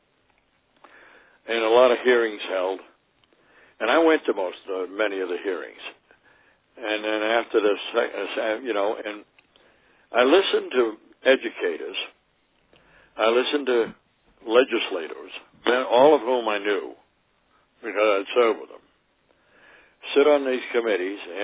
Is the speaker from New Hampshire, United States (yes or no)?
no; Massachusetts, United States; now in Vermont, United States; I grew up in Massachusetts, and I went to school right out near Sheffield, in Sheffield for 1 year at least